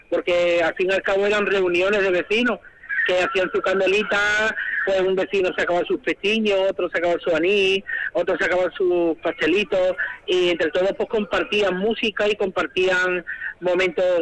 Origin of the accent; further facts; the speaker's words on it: Jerez de la Frontera, Andalusia, Spain; la gente que viene a mi pueblo